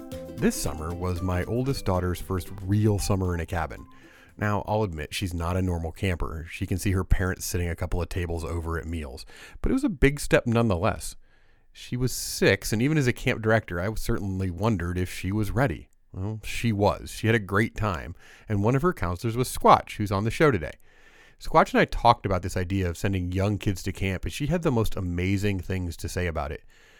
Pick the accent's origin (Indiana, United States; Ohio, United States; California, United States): Indiana, United States; moved away; I'm from Indiana.